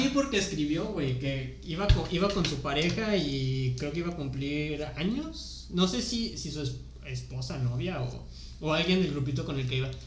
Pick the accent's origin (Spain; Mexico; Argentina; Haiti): Mexico; Salamanca, Guanajuato; moved away as an adult; also born or lived in Tulum; now in Playa del Carmen, Mexico; Soy de Salamanca, Guanajuato